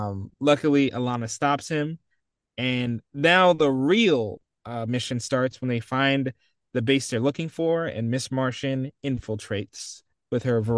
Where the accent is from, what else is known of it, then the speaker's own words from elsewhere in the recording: California, United States; I'm from California.